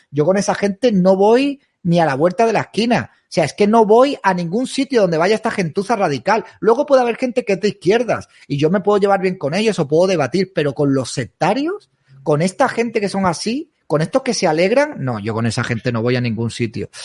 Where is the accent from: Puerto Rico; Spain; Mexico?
Spain; mi casa es España